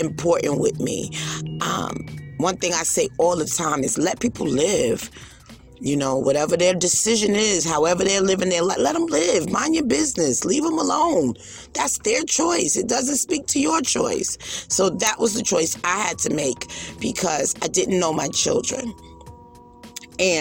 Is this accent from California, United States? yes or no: no; New York City, New York, United States; I'm from Brooklyn